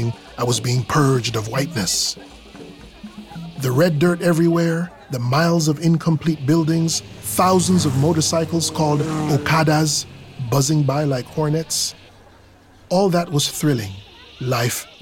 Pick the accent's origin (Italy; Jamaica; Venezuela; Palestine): Jamaica; also born or lived in Nigeria; now in United States; I was born in Nigeria, raised in Jamaica, and lived most of my life in America.